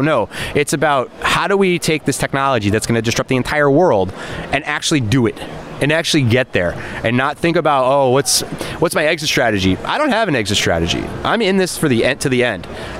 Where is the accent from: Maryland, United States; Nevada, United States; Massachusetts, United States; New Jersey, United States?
Nevada, United States; Las Vegas; So just so you guys know, I'm from Vegas, not Miami.